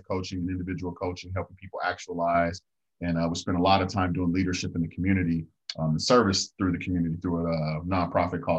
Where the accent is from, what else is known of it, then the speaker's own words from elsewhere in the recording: Denver, Colorado, United States; I grew up in Five Points, Denver, East Side, Denver, single mom, six brothers and sisters